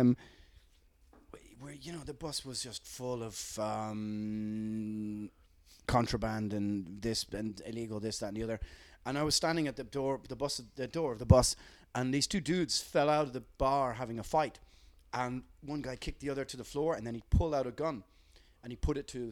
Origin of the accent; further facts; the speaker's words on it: Ireland; we grew up with it in Ireland as kids